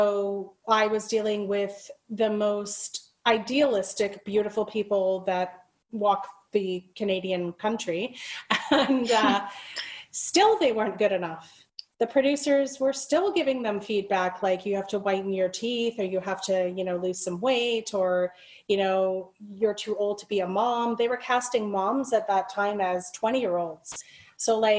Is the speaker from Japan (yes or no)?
no; Liverpool, North West England, United Kingdom; moved away; I'm from the UK as well. I was born in Liverpool